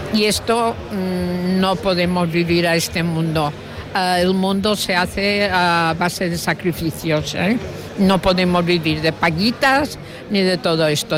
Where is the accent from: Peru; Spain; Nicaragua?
Spain; Mallorca, Balearic Islands; los mallorquines tenemos un montón de cosas